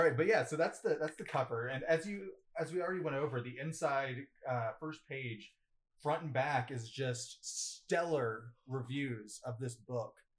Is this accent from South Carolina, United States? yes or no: yes; South Carolina, United States; I'm from South Carolina, so my redneck family